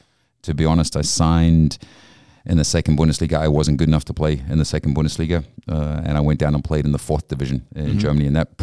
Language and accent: English; Durban, KwaZulu-Natal, South Africa; moved away as an adult; also born or lived in Ireland; now in Canada; first half of my life was in South Africa, born and raised there. And then second half of my life, Canada has been my base. So I came to Canada in 1996.